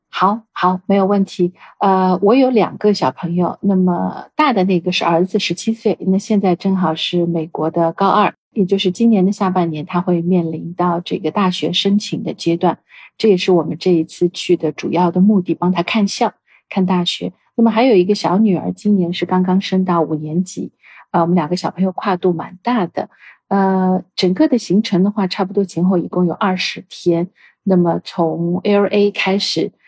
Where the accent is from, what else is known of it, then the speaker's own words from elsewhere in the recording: China; 我们是中国的国籍